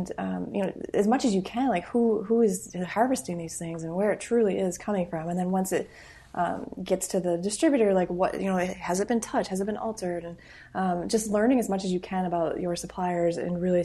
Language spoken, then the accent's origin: English; Midwest, United States; moved away; I'm from the Midwest originally.